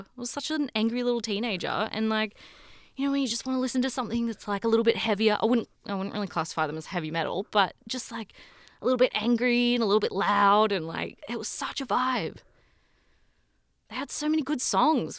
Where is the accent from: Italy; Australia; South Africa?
Australia; Sydney, New South Wales; moved away as an adult; now in Toronto, Canada; I'm from Sydney in Australia, um, but I'm currently living in Toronto.